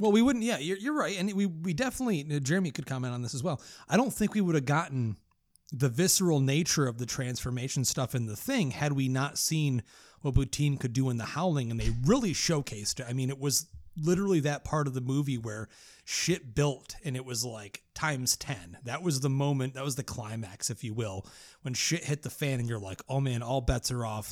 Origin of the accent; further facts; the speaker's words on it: New York, United States; I'm from New York